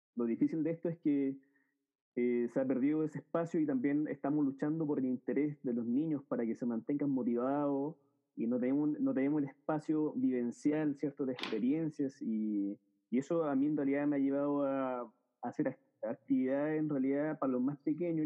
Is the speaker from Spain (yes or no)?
no; Chile; soy de Chile